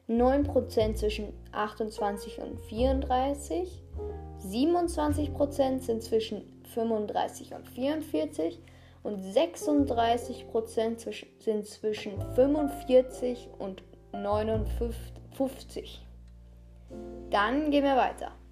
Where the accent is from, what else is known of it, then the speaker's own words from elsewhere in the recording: Austria; Grüße gehen raus an alle Österreicher. Ich bin Österreicher, deshalb sage ich das.